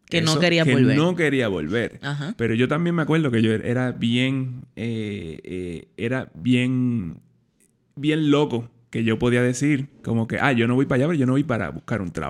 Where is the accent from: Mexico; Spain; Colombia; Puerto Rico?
Puerto Rico